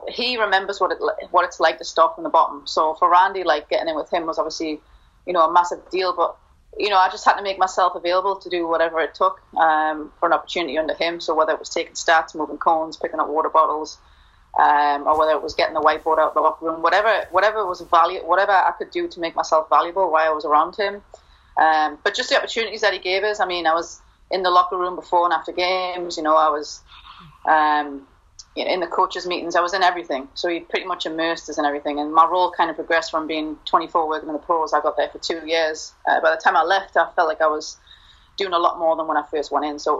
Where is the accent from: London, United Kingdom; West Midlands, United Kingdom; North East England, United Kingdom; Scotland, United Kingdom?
North East England, United Kingdom; Newcastle upon Tyne; moved away as an adult; also born or lived in Mississippi / Louisiana / West Texas / Houston; now in Gainesville, United States; born and raised in Newcastle and came over here when I was 18